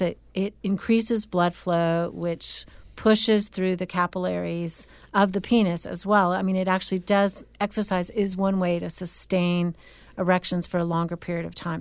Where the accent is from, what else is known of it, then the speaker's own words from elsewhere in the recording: California, United States; moved away; growing up in California